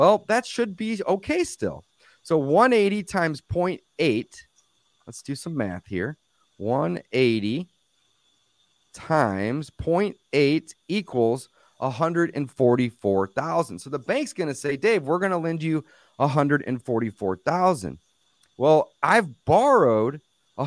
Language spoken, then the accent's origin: English; St. Louis, Missouri, United States; I'm in St. Louis, Missouri. I was born and raised here